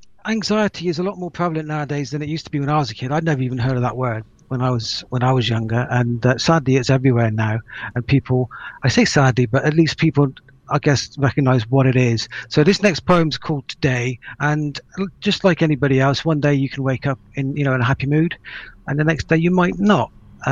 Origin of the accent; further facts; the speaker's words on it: Ireland; Apologies there, I am Irish.